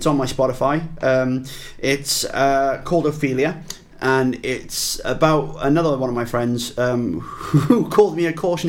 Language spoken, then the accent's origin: English; Bridgend, Wales, United Kingdom; my hometown of Bridgend.